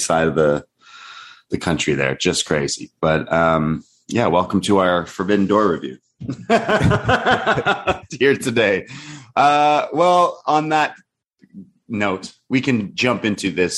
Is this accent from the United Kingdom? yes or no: no; Canada; also born or lived in Toronto; a Canadian